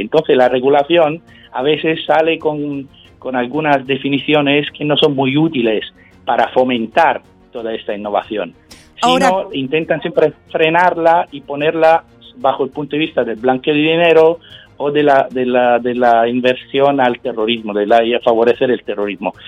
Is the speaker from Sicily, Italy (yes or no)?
yes; Sicily, Italy; Spanish is a second language; yo, que vengo de Sicilia